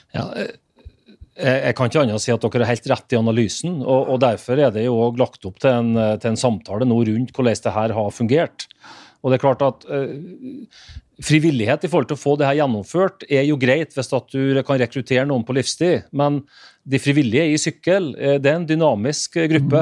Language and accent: Norwegian; Northern Norway, Norway; Sjøl som nordlending